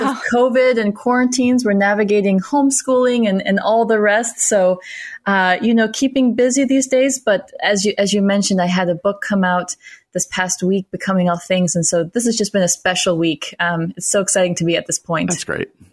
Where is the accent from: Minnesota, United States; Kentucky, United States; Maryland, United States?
Minnesota, United States; also born or lived in South Carolina; now in Austin, United States; born in South Carolina. I grew up in Minnesota and now I'm here in Austin, Texas.